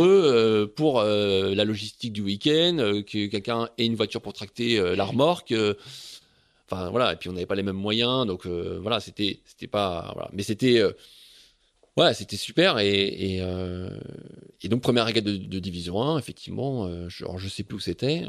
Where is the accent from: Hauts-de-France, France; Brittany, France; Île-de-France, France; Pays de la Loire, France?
Brittany, France; Saint-Pol-de-Léon; moi, j'ai grandi à Saint-Paul-de-Léon